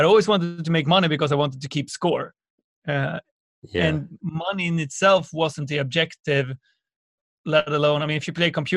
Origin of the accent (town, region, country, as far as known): Sweden; born or raised there